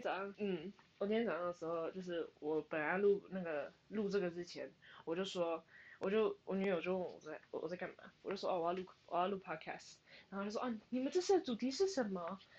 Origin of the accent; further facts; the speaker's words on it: Canada; 我其实是从加拿大来